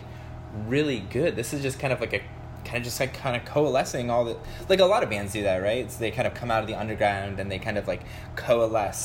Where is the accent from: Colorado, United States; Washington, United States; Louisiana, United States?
Colorado, United States; Littleton; growing up in Littleton, Colorado